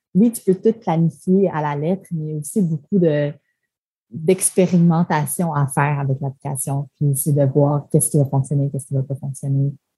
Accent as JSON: {"language": "French", "town": "Montreal", "region": "Quebec", "country": "Canada", "also_born_or_lived": "Toronto", "first_language": "French", "moved": "as an adult", "said": "je venais de Montréal, que je parle français"}